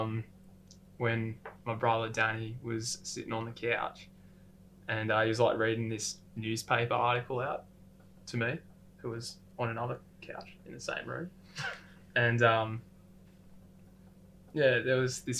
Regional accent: Sydney, New South Wales, Australia; we're from Sydney

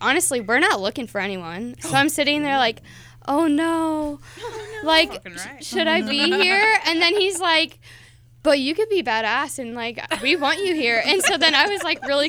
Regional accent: Waukee, Iowa, United States; I come from Des Moines, Waukee

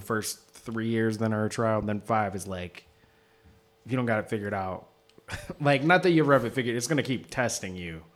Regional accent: Seattle, Washington, United States; moved away; Seattle originally

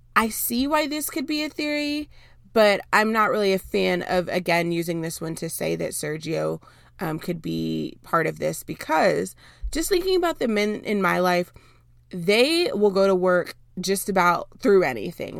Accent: Dallas, Texas, United States; also born or lived in Houston, Texas; I was born and raised in Dallas for most of my life

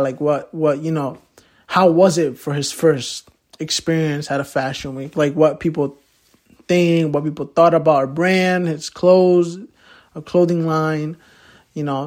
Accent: Poughkeepsie, New York, United States; also born or lived in Manhattan, New York / Mexico; I grew up my whole life in Poughkeepsie

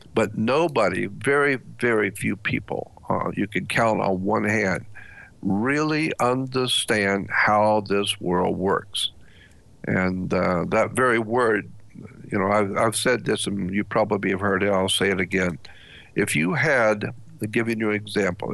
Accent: United States; as an American white man

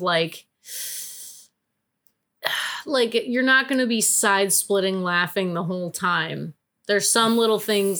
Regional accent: near Wisconsin, Midwest, United States; I was raised, I grew up very close to Wisconsin

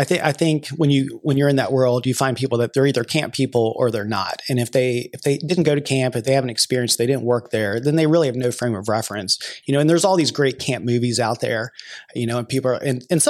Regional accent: near Virginia Beach, United States; now in Louisville, United States; I'm originally from the East Coast near Virginia Beach, Virginia, and I've been in Louisville for about 10 years now. I guess I just passed 10 years in Louisville.

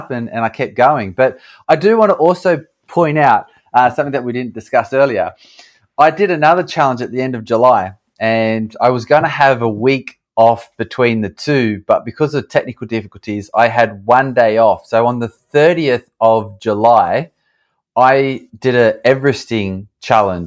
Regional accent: Australia; moved away as an adult; also born or lived in United States; now in London, United Kingdom; I'm an Aussie. I grew up in Australia.

